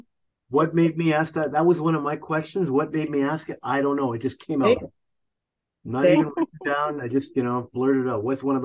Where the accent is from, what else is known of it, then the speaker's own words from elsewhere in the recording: Canada; she's from my country, Canada